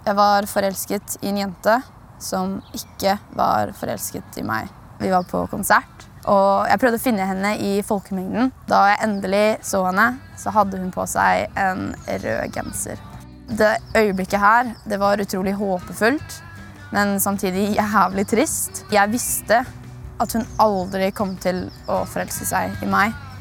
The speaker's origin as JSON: {"language": "Norwegian", "town": "Horten", "region": "Vestfold", "country": "Norway", "said": "Jeg er 19 år, jeg kommer fra Horten"}